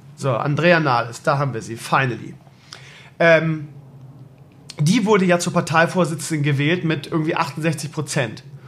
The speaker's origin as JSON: {"language": "German", "region": "Bremen", "country": "Germany", "said": "so als Bremer ist man Werder-Fan und wählt SPD"}